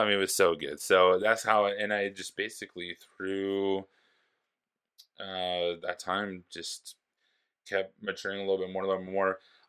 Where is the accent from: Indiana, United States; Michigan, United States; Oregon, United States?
Oregon, United States; Forest Grove; My buddy Luke was up there with me and my buddy Johnny, and we're all from Forest Grove, Oregon.